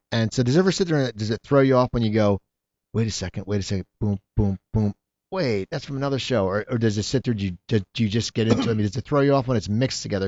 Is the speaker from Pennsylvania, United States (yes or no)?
yes; near Philadelphia, Pennsylvania, United States; growing up near Philadelphia